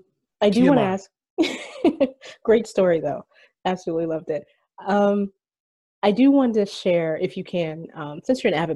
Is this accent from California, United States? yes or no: no; Ocala, Florida, United States; I grew up in Ocala, Florida, right? Like horse country, horse capital of the world for those who don't know.